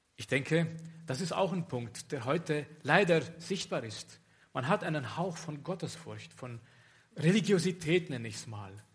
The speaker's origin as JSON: {"language": "German", "country": "Romania", "moved": "as an adult", "said": "ich komme aus Rumänien"}